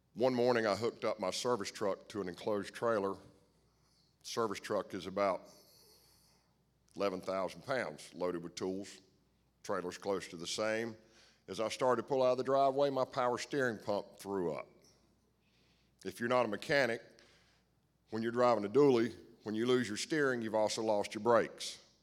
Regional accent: United States; I grew up in Stanley County, I couldn't ask for a better p-, set of parents

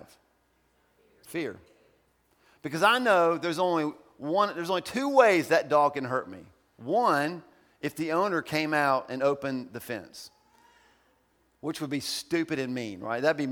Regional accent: Ohio, United States; moved away; I'm from Ohio.

